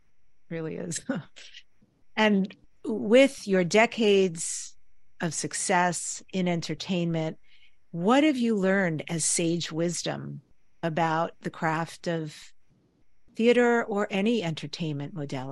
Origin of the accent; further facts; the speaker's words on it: New York, United States; I grew up in New York. One of the things we did was always go into the city, New York City, to see the theater. I mean, this is a part of my heritage.